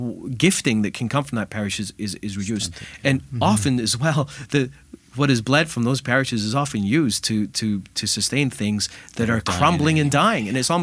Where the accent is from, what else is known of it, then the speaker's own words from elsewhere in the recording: Scotland, United Kingdom; You know, I'm originally from Scotland, and in the Highlands of Scotland, in the bleak winters, when the oatmeal was running thin